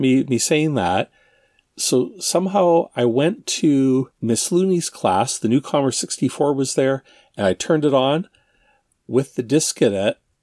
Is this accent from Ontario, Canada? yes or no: yes; Ontario, Canada; Darren and I grew up in Ontario, Canada. Uh, well, that's still where we are